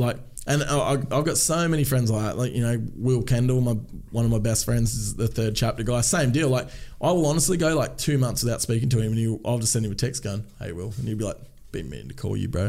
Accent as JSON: {"language": "English", "region": "Tasmania", "country": "Australia", "said": "I'm from Tasmania"}